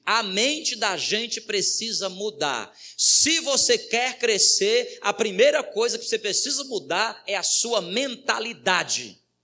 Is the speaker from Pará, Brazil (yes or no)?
no; Ceará, Brazil; now in Boa Vista, Brazil; Ceará, sou do Ceará